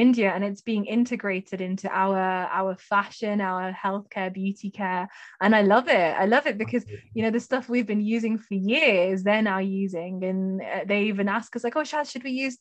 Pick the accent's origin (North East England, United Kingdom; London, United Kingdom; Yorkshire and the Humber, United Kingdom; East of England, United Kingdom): Yorkshire and the Humber, United Kingdom; Sheffield; I'm from Sheffield. I live in Sheffield.